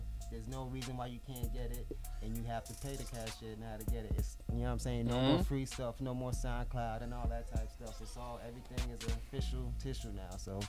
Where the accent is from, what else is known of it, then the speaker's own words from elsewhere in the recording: Boston, Massachusetts, United States; Roxbury. I was born in Roxbury.